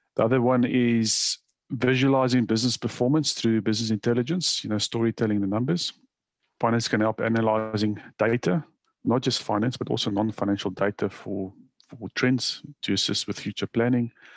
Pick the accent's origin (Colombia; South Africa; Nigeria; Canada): South Africa; moved away as an adult; now in Australia; when I immigrated to Australia, I'm originally from South Africa